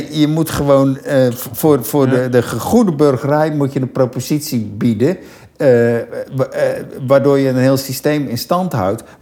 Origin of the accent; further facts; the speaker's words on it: Rotterdam, South Holland, Netherlands; Ik kom van Katendrecht, hebben we op Laan op Zuid hebben we een Albert Heijn.